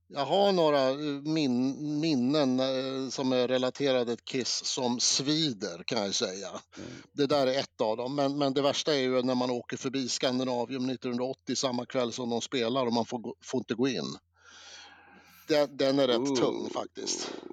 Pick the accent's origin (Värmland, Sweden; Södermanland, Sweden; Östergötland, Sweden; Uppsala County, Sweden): Södermanland, Sweden; Eskilstuna; Jag var ju från Eskilstuna